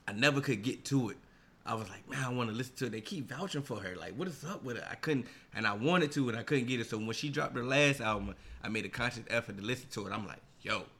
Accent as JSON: {"language": "English", "region": "Virginia", "country": "United States", "tie": "born or raised there", "moved": "yes", "lives_now": "Washington, D.C. area, United States", "said": "when I'm from Virginia, we really didn't get a lot of concerts"}